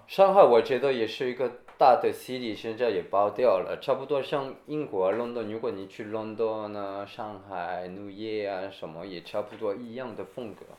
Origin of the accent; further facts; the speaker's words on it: Toulouse, Occitania, France; Chinese is a second language; moved away as an adult; also born or lived in United Kingdom; now in Shanghai, China; 我是在下面，Toulouse